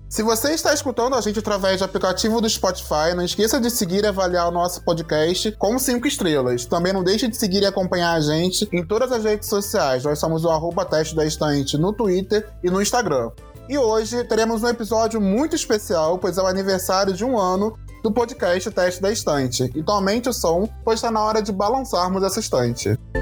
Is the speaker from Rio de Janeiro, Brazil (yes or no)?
yes; Rio de Janeiro, Brazil; now in Curitiba, Brazil; Eu sou carioca, mas eu tô morando atualmente em Curitiba